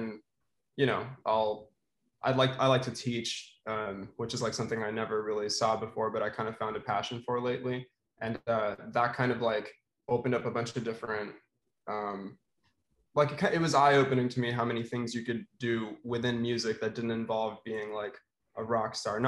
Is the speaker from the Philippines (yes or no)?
yes; Philippines; moved away as an adult; now in Boston, United States; I'm also from the Philippines, or at least, grew up there.